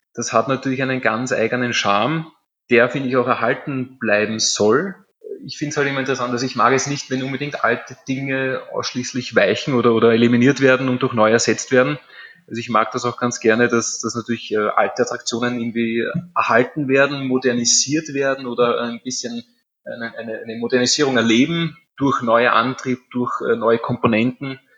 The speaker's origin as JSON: {"language": "German", "region": "Vienna", "country": "Austria", "said": "meine Familie, meine Vorfahren, wir stammen aus dem Prater. Ich bin jetzt quasi in der sechsten Generation tätig."}